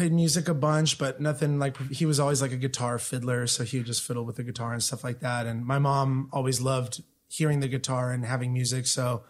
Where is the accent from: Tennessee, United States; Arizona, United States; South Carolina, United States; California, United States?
California, United States; Chula Vista; My family and I lived in Imperial Beach for the first couple years of my life.